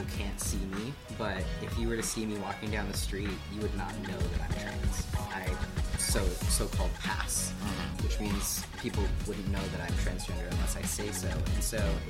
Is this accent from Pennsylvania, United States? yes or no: no; Grays Harbor, Washington, United States; I did drag in my hometown, that's how I started, and Caesar is a really great friend of mine, Caesar Hart, and they put on all-age drag shows in Grace Harbor